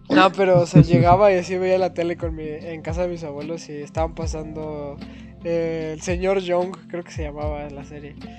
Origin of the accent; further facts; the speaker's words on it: Mexico; como mexicano